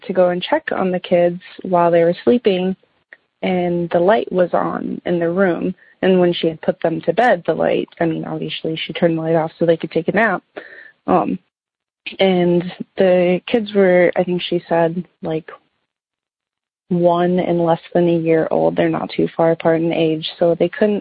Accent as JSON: {"language": "English", "region": "Minnesota", "country": "United States", "tie": "born or raised there", "said": "my parents bought our house that we grew up in Minnesota here in the early 90s"}